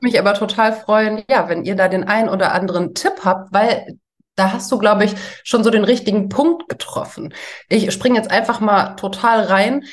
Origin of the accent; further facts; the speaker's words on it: Ruhr area, North Rhine-Westphalia, Germany; also born or lived in Essen; Wir kommen ja alle irgendwie aus dem Ruhrgebiet